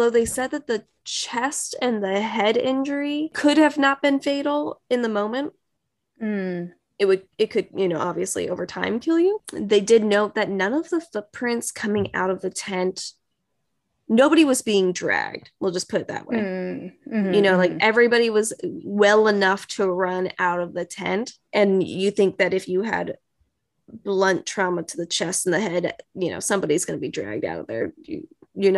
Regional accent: United States; I'm just American

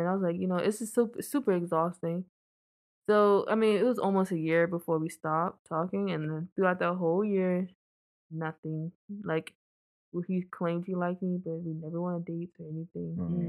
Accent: Virginia, United States; I'm from Virginia.

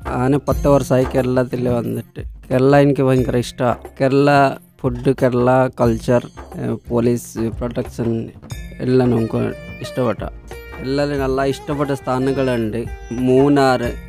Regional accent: Dhenkanal district, Odisha, India; Malayalam is a second language; moved away as an adult; now in Kerala, India; ଆମ ଘର ଓଡ଼ିଶା ଢେଙ୍କାନାଳ ଡିଷ୍ଟ୍ରିକ୍ଟ ଗ୍ରାମ ବାଲିକିଆରି

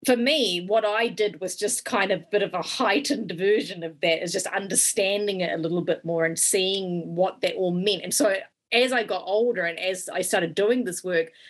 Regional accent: New Zealand; growing up in New Zealand as a kid

